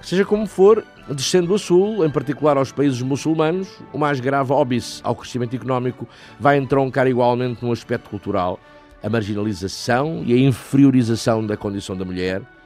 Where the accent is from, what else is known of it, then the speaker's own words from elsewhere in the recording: Portugal; nós, portugueses